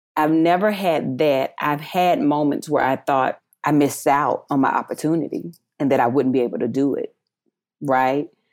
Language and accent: English; North Carolina, United States; accent: Southern, country; moved away as an adult; also born or lived in Eden, North Carolina; now in Los Angeles, United States; working for U P S in North Carolina, always having to cover my accent to be business friendly